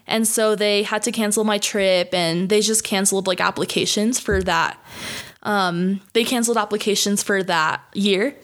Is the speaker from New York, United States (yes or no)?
yes; New York, United States; moved away as an adult; also born or lived in Dallas, Texas; I grew up in New York